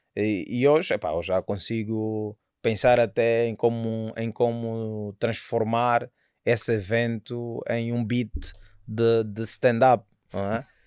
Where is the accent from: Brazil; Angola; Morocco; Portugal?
Angola; sou angolano